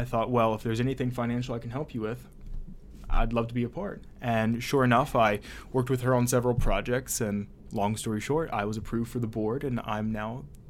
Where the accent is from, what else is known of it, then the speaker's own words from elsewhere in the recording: Daleville, Virginia, United States; moved away as an adult; also born or lived in Roanoke, Virginia; now in Blacksburg, United States; I'm from Daleville, Virginia, which is just about an hour to an hour and a half away from Blacksburg.